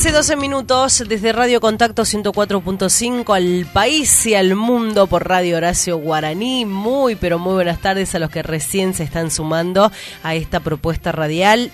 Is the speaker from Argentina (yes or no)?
yes; Argentina; somos argentinos